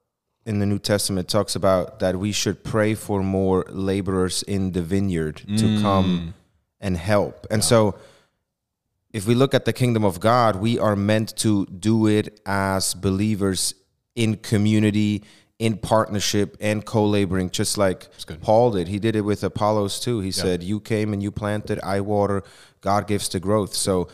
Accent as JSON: {"language": "English", "country": "Switzerland", "accent": "Swiss", "second_language": "English", "said": "Because my Swiss accent apparently has me say it wrong."}